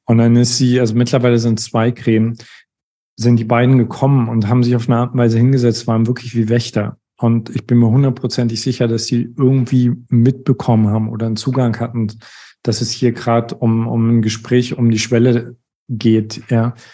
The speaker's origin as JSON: {"language": "German", "region": "East Germany", "country": "Germany", "said": "Ich komme aus einem atheistischen Haus. Äh, ich komme aus Ostdeutschland"}